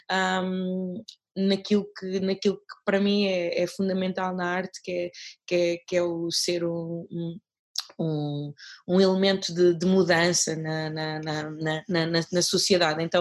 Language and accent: Portuguese; Mozambique; now in Portugal; já vivo cá em Portugal há muito tempo, mas sou moçambicana, continuo a ser moçambicana, uh, nunca, nunca, nunca, nunca obtive a nacionalidade portuguesa